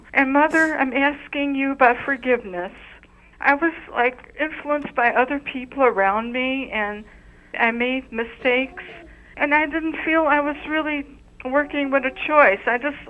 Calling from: Chicago, Illinois, United States; from Chicago, Illinois.

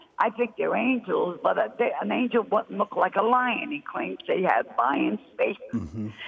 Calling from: New Jersey, United States; South Jersey, Father.

